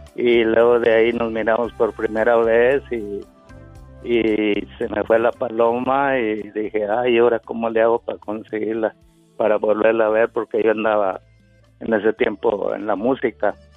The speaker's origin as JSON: {"language": "Spanish", "region": "San Luis Potosí", "country": "Mexico", "said": "yo también soy de San Luis Potosí"}